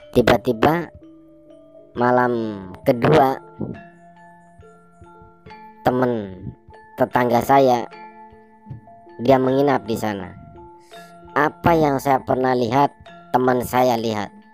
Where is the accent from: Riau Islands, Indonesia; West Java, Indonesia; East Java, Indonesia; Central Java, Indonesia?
Central Java, Indonesia; Brebes; setelah itu saya balik ke kampung saya di Brebes.